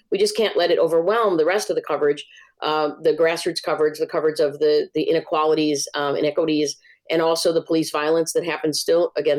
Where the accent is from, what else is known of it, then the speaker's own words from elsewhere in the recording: Chicago, Illinois, United States; I grew up near Lake Michigan. Like, I could get to Lake Michigan, but I spend 99% of my time in parks. Now I'm in Portage Park, and I played in Little League and all sorts of parks all over the city of Chicago.